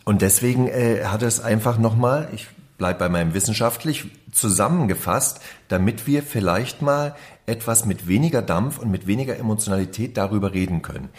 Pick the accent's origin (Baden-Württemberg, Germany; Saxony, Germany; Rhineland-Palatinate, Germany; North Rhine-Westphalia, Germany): Saxony, Germany; Reichenbach im Vogtland; also born or lived in Dresden; Ich bin in Dresden geboren, habe da ein Jahr gewohnt, danach war ich äh, in Reichenbach im Vogtland zu Hause.